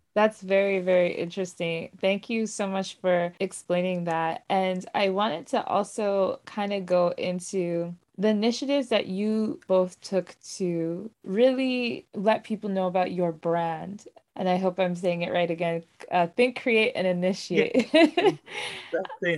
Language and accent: English; Nigeria; I Nigerian born